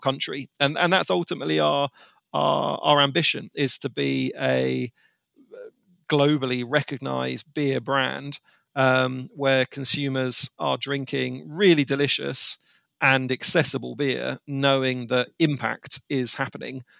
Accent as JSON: {"language": "English", "country": "United Kingdom", "said": "as a Brit"}